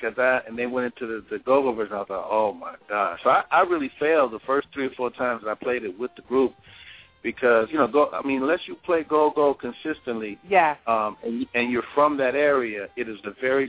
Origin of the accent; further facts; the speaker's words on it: California, United States; I'm from California